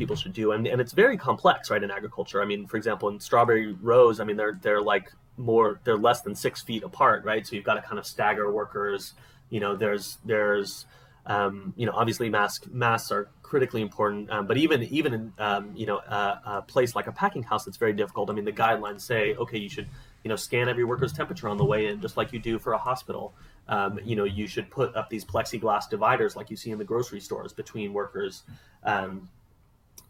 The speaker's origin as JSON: {"language": "English", "town": "Oakland", "region": "California", "country": "United States", "tie": "born or raised there", "also_born_or_lived": "New York City / Ventura", "said": "I was born in New York City. Spent a lot of my early childhood in the Bay Area, in Oakland specifically."}